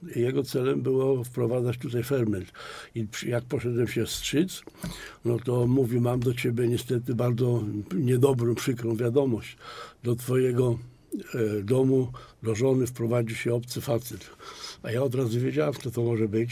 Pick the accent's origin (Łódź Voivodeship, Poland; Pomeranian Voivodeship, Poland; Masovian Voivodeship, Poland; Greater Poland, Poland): Greater Poland, Poland; Poznań; u nas w Poznaniu